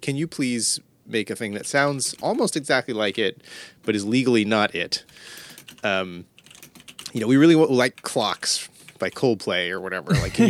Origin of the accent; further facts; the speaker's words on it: San Jose, California, United States; also born or lived in New York; I'm in Northern California. I'm in the Bay Area. I grew up in San Jose.